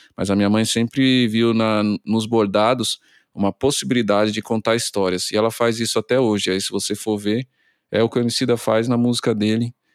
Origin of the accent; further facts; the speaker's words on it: Brazil; a nossa essência enquanto brasileiro